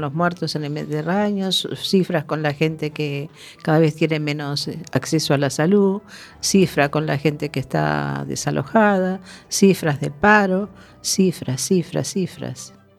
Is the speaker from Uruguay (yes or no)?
yes; Uruguay; moved away; En mi país